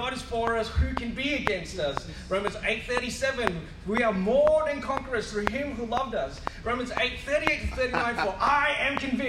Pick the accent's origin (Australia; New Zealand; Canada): Australia; Western Australia; I mean, I come from West Coast Eagles territory.